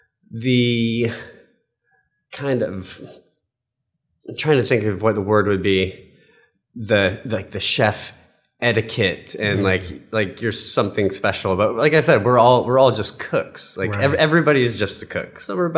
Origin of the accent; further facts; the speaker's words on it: the South, United States; I grew up in the South, so it's kind of hard for me to eliminate that.